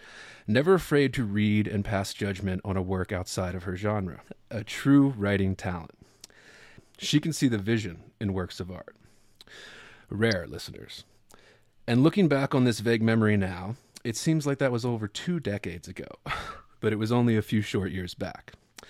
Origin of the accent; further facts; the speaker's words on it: Baltimore, Maryland, United States; me from never having lived anywhere but Baltimore, my hometown.